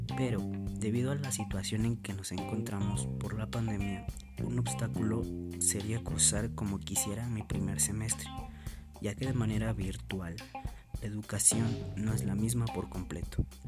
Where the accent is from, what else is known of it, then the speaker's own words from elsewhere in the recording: Atlacomulco, State of Mexico, Mexico; Nací en Atlacomulco, Estado de México, donde actualmente vivo